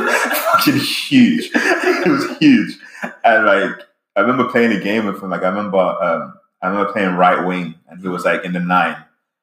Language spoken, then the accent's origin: English; London, United Kingdom; now in California, United States; I grew up in London, England, okay? And where I'm from, football, soccer is life.